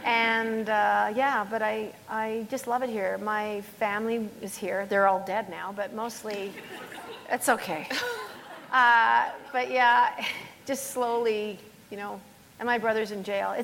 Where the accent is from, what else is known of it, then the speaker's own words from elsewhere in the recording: Springbank, Alberta, Canada; this is my hometown, basically. {S2} Yeah. {S3} I mean, I'm from Springbank